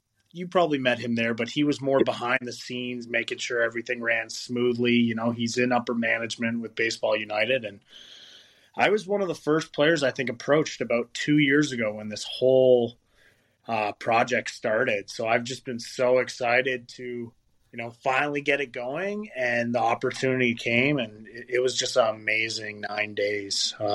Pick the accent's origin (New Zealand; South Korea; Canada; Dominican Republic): Canada; Toronto, Ontario; I'm from Toronto, Canada